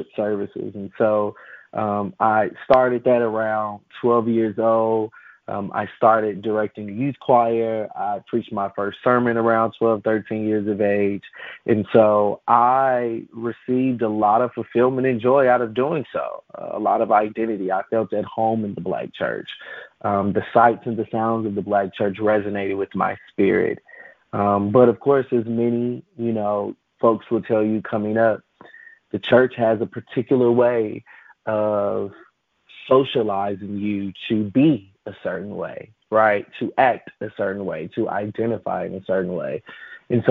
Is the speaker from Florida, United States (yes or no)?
no; Chicago, Illinois, United States; I grew up in Chicago, and I went to, Pentecostal charismatic Black churches, primarily on the south side of Chicago, where I was reared